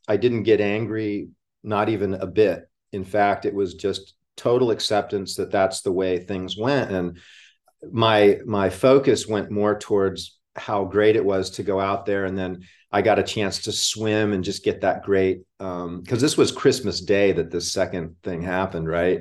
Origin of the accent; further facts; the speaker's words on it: Hawaii, United States; now in Florida, United States; I grew up in Hawaii